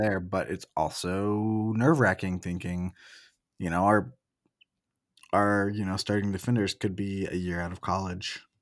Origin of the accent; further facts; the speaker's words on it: Oregon, United States; moved away as an adult; also born or lived in Portland; I grew up in Oregon, and I lived in Portland before moving here